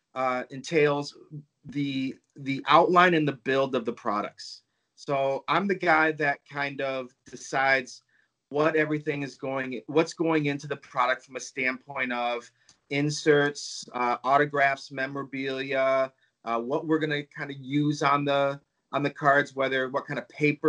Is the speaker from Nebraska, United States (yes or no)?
no; Hockeytown, Michigan, United States; I grew up near Hockey Town